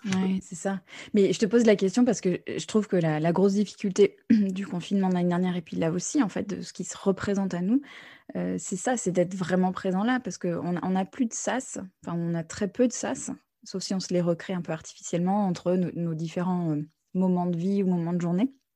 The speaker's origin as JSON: {"language": "French", "country": "United States", "tie": "born or raised there", "moved": "yes", "said": "j'ai grandi aux États-Unis aussi"}